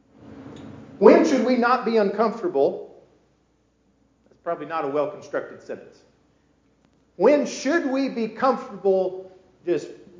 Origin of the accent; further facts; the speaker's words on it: United States; I grew up in America